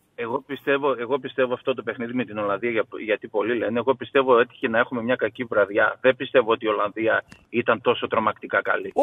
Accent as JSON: {"language": "Greek", "country": "Greece", "moved": "yes", "lives_now": "Kansas, United States", "said": "Εμείς οι Έλληνες"}